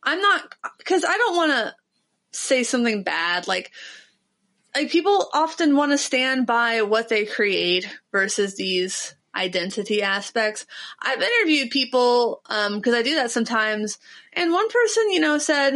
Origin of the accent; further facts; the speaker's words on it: Ohio, United States; I'm from Ohio